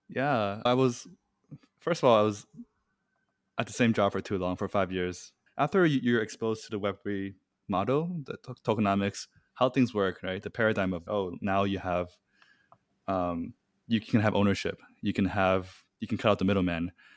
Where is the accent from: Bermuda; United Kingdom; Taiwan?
Taiwan; moved away; I'm originally from Taiwan